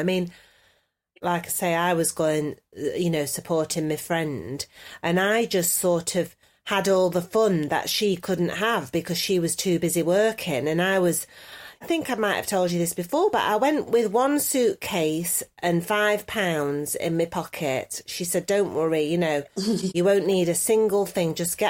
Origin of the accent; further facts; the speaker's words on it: New York, United States; now in Los Angeles, United States; I'm a New York girl in L.A., you see. That's me. That's me. I'm in L.A. as a New Yorker.